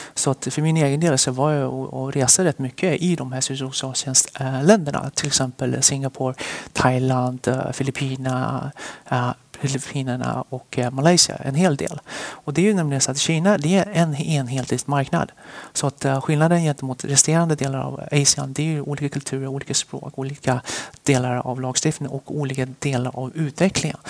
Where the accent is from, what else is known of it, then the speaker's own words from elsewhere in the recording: Västerås, Västmanland, Sweden; also born or lived in Sichuan, China / Stockholm, Sweden; vi flyttade till Sverige. när jag var cirka sju år. Och sen dess så är jag uppvuxen i Västerås